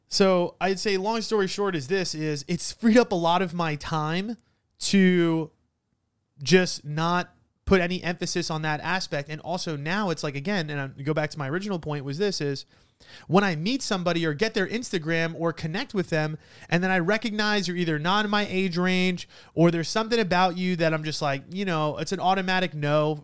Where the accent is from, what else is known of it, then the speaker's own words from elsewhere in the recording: New York, United States; I'm an Italian from New York with an uncle that owns a funeral home